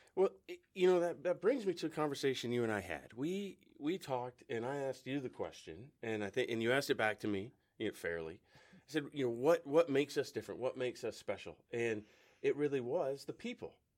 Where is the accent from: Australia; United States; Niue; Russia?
United States; West Coast; moved away; I'm from the West Coast